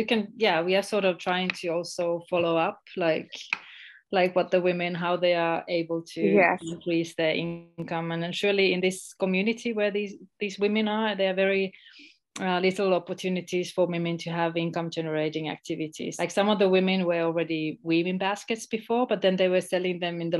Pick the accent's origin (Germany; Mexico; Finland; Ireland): Finland; moved away as an adult; also born or lived in Estonia / Ghana; I'm originally from Finland, but I lived in Estonia for almost 20 years